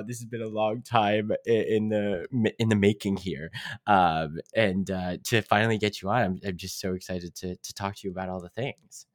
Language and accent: English; Pittsburgh, Pennsylvania, United States; we grew up in Pittsburgh, like near Pittsburgh